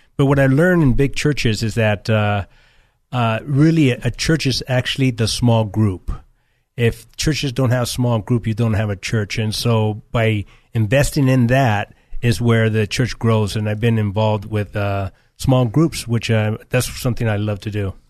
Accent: California, United States; also born or lived in Nicaragua; I was born here in California. I was, uh, for seven years, I was raised in Central America, Nicaragua.

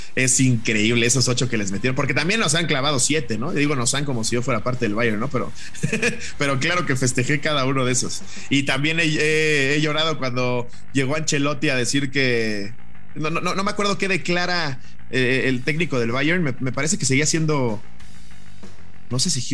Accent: Mexico

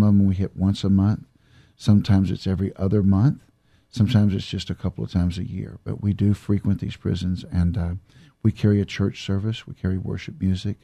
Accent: Houston, Texas, United States; I grew up in southeast Houston, Texas, right there in Sunnyside area around Hobby Airport

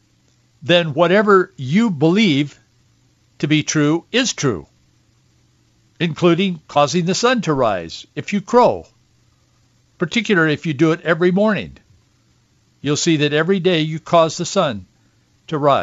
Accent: Yakima, Washington, United States; I was born in Yakima and grew up in the Yakima Valley on an orchard.

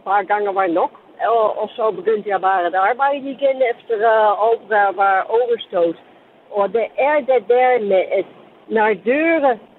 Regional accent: Amsterdam, North Holland, Netherlands; Danish is a second language; now in Denmark; Amsterdam, så jeg har måske en lidt mærkelig accent.

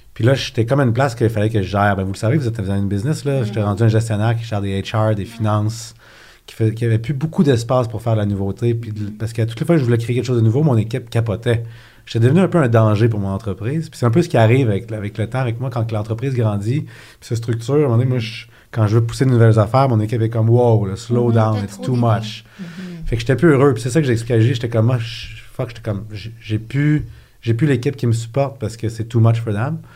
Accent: Quebec, Canada; also born or lived in Acton Vale; j'ai grandi à Québec, j'ai fait mon cégep là-bas

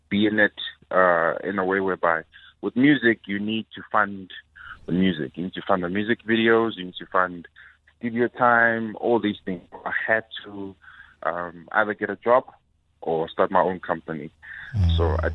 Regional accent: Durban, KwaZulu-Natal, South Africa; I'm from Durban

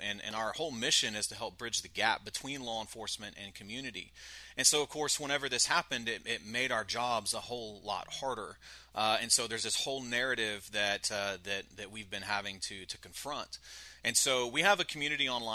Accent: Brady, Texas, United States; I'm initially from Brady, Texas

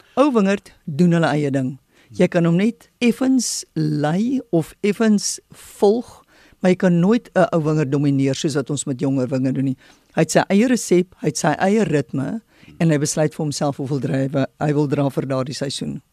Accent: South Africa; as 'n Suid-Afrikaner en as 'n wingerdboukundige

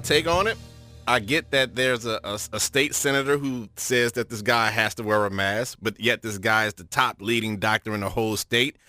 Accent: New Orleans, Louisiana, United States; I'm from New Orleans

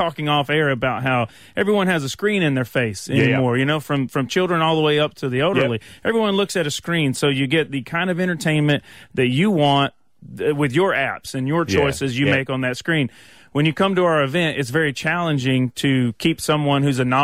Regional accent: Louisiana, United States; accent: Southern; I grew up in Louisiana

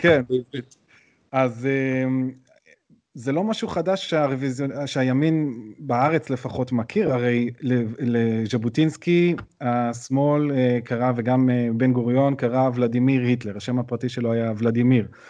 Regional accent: Jerusalem, Jerusalem District, Israel; גדלתי באזור רחביה, אז זה לא גם אזור אה, בירושלים

